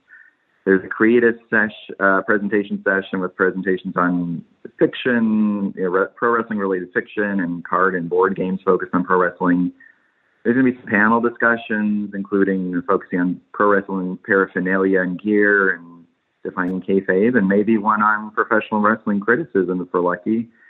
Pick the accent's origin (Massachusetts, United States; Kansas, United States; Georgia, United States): Kansas, United States; When I was young, I grew up in Kansas